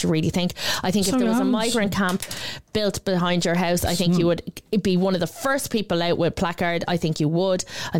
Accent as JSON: {"language": "English", "country": "Ireland", "said": "as Irish citizens"}